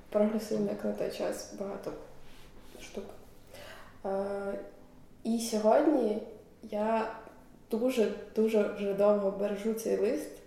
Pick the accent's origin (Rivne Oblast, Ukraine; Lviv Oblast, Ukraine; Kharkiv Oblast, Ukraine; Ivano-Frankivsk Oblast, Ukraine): Rivne Oblast, Ukraine; Dubno; born there; Я народилася в місті Дубно Рівненської області.